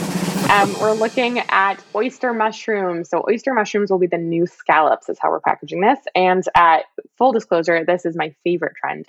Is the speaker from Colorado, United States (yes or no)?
no; California, United States; I grew up in California with a Meyer lemon tree.